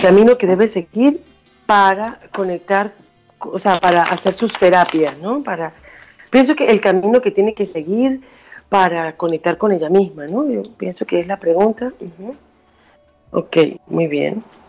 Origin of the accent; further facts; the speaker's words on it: Venezuela; moved away as an adult; also born or lived in Spain / Barcelona / New York; now in Washington, United States; yo soy de Venezuela. Ajá. Nací en Venezuela, pero me fui hace 20 años.